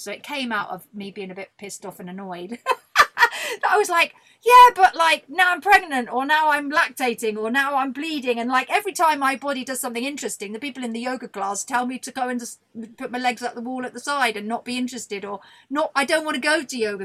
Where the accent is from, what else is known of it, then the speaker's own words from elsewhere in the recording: Buckinghamshire, South East England, United Kingdom; my nice girls' grammar school in Buckinghamshire